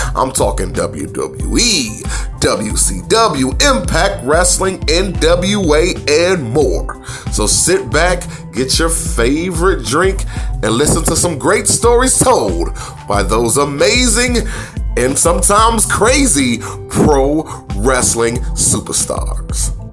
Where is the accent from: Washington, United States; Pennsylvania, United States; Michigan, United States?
Michigan, United States; Detroit; I'm actually from the Detroit area